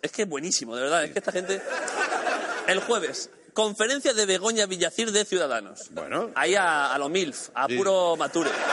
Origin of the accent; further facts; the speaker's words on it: Orcera, Andalusia, Spain; en Orcera, en mi pueblo